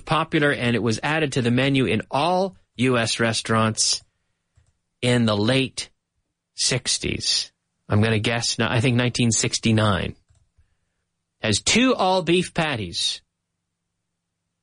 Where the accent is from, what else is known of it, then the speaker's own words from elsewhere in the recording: Nova Scotia, Canada; moved away as an adult; now in Madrid, Spain; My hometown in Nova Scotia